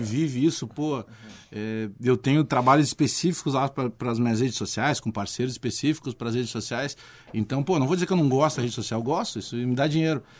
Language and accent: Portuguese; Porto Alegre, Rio Grande do Sul, Brazil; eu me criei na Restinga